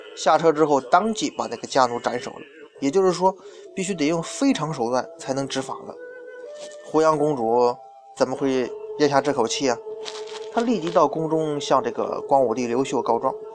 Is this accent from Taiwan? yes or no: no; China; 我们中国人的历史